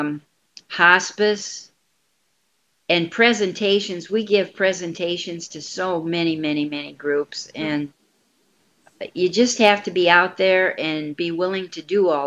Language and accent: English; South Bend, Indiana, United States; now in Quad Cities, United States; my hometown is South Bend, Indiana, but I'm staying here till